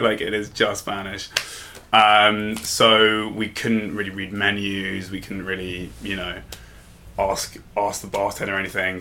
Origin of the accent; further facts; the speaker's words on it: London, United Kingdom; also born or lived in Bristol; I'm from London originally